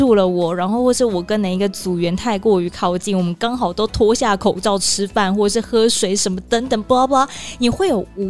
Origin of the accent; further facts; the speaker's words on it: Taiwan; 即使我是台湾人，